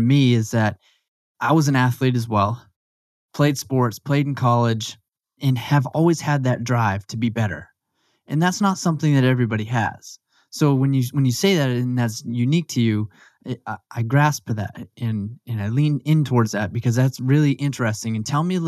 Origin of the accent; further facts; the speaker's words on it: Maine, United States; I grew up in Maine as well.